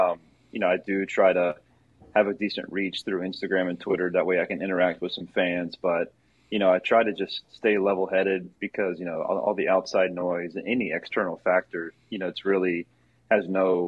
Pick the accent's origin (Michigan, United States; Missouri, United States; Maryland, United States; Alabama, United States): Maryland, United States; born there; So yeah, I was born in Maryland.